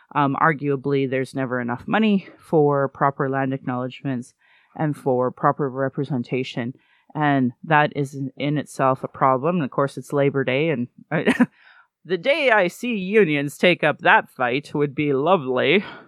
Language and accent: English; Calgary, Alberta, Canada; I was born here in Calgary